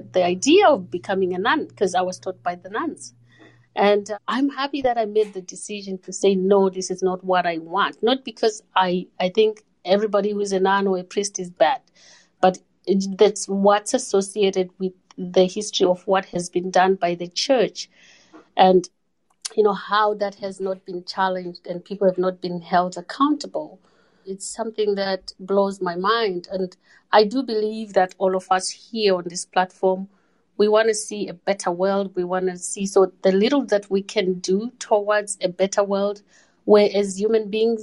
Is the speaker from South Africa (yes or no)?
no; Zimbabwe; now in Canada; I was born and raised in Zimbabwe, then Rhodesia